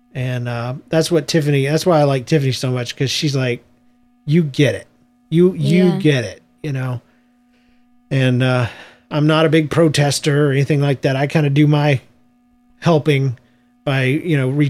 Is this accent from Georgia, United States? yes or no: yes; South Georgia, United States; I'm from the South, Georgia, and though there wasn't a large African-American population, there was a bunch of bored white kids